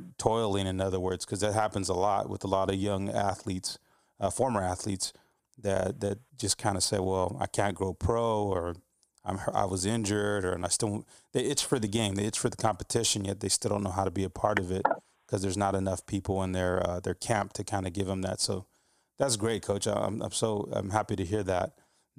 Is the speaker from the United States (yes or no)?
yes; Texas, United States; as a Texan as well, myself